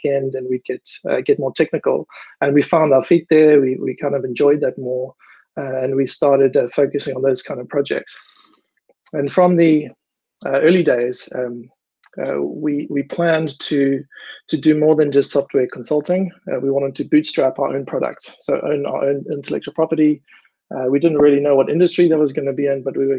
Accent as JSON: {"language": "English", "town": "Durban", "region": "KwaZulu-Natal", "country": "South Africa", "tie": "born or raised there", "moved": "as an adult", "lives_now": "Amsterdam, Netherlands", "said": "I grew up in Durban in South Africa"}